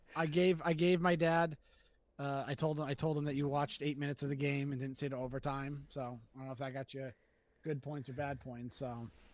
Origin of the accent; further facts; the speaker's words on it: Springfield, Massachusetts, United States; Growing up in Springfield